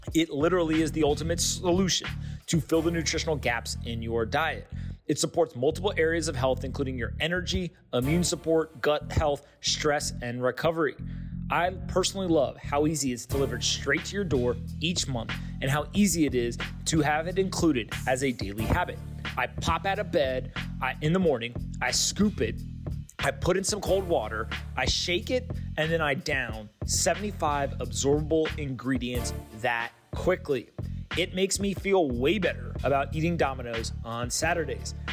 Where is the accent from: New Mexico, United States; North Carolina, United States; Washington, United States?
North Carolina, United States; I grew up in North Carolina